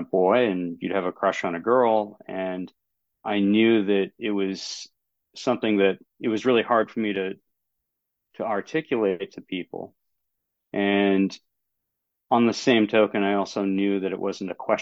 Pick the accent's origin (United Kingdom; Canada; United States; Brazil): United States; down east Maine; I'm in down east Maine. So closest city to where I'm at would be Bangor.